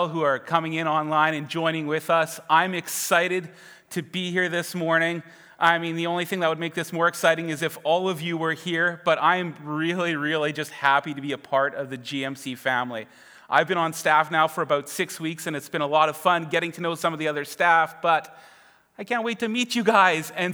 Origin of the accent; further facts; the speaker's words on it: Winkler, Manitoba, Canada; also born or lived in Winnipeg; I am from Winkler